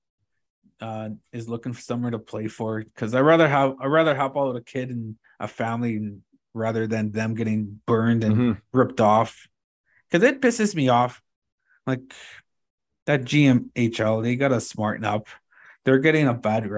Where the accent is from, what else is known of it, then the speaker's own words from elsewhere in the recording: Moose Factory, Ontario, Canada; also born or lived in Treaty 3 area, Ontario; now in Treaty 3, Canada; I'm from Treaty 9 from Moose Factory. So, growing up, we used to hunt a lot. But since I moved here to Treaty 3